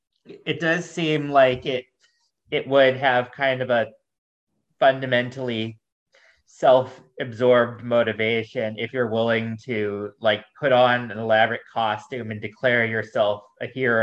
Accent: United States; my limitations as an American

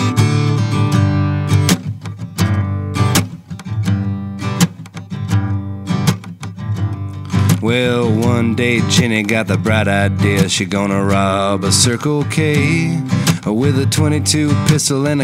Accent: Kerrville, Texas, United States; moved away as an adult; now in Austin, United States; I left my hometown of Kerrville, Texas

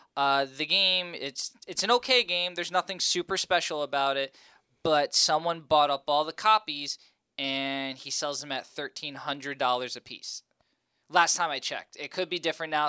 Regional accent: New Jersey, United States; I was born and raised in North Jersey

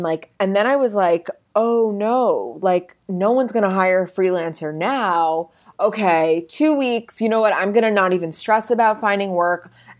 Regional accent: New York City, New York, United States; moved away as an adult; also born or lived in Los Angeles; I grew up in New York City and I've been here for forever.

